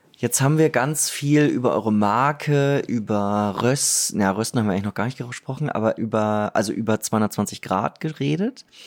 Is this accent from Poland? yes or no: no; Germany; ich bin Deutscher